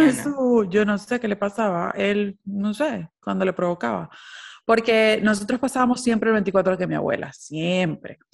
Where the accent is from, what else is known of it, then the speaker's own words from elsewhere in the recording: Maracaibo, Zulia, Venezuela; moved away; uno como venezolano